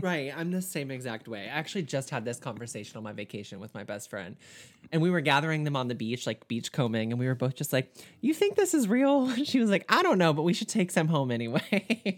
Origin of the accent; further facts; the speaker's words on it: Southern, United States; accent: Southern; my Southern accent